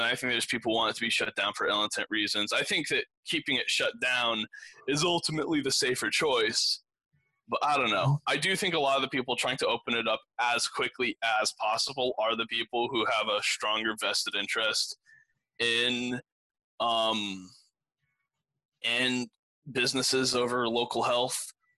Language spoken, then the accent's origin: English; Granbury, Texas, United States; I was born in Granbury